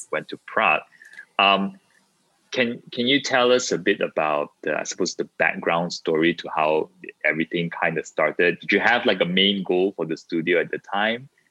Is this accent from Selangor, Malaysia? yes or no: no; Ipoh, Perak, Malaysia; moved away; I was born in Ipoh. I haven't been back for very long